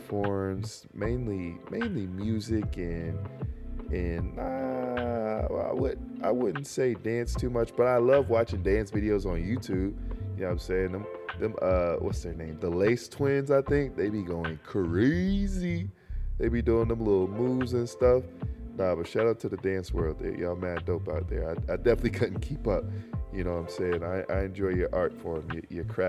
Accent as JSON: {"language": "English", "region": "North Carolina", "country": "United States", "tie": "born or raised there", "said": "North Carolina, born and raised"}